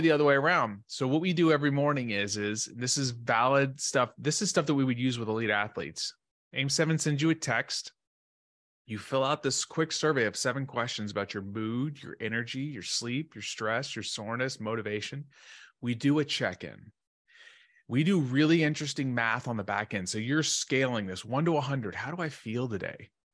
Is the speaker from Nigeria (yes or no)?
no; Dallas, Texas, United States; I grew up in Dallas, Texas, uh, great family